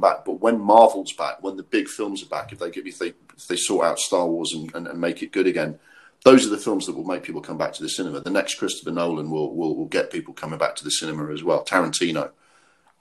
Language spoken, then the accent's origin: English; Durham, North East England, United Kingdom; moved away; also born or lived in Walthamstow, London; when I was growing up in Durham for 2 or 3 years